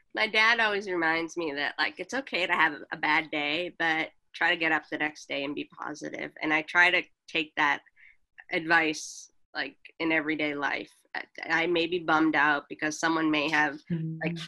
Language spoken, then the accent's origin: English; Boston, Massachusetts, United States; moved away as an adult; also born or lived in Los Angeles; I grew up in Boston